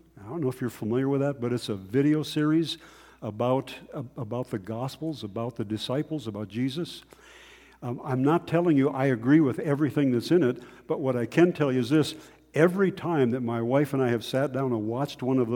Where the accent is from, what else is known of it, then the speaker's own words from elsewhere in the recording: North Dakota, United States; I grew up in North Dakota